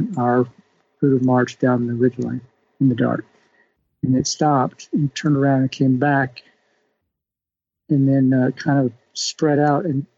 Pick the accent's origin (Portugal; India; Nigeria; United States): United States; Texas; moved away as an adult; also born or lived in Washington State; I'm from Texas originally